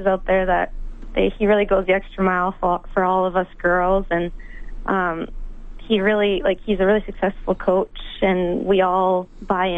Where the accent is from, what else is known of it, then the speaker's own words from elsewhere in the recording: Edmonton, Alberta, Canada; I had a good feeling about the U of A. Like, I mean, it's my hometown